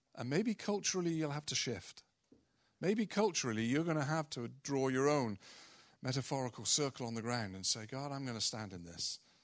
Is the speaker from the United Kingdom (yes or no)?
yes; United Kingdom; we're British culture predominantly